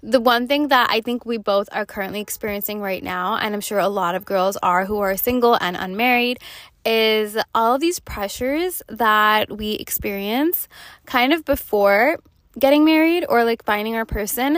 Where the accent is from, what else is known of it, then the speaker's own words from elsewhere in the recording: New York, United States; I was growing up in New York